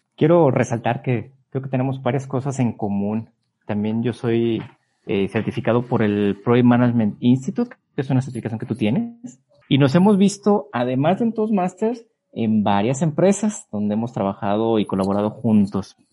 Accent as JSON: {"language": "Spanish", "country": "Mexico", "said": "me empecé a hacer turista en mi país"}